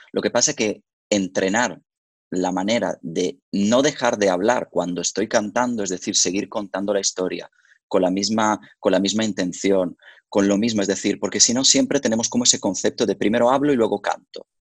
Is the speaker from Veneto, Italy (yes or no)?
yes; Verona, Veneto, Italy; moved away; yo soy originario de Verona, por lo tanto, desde pequeño yo iba al famoso Festival de la Arena de Verona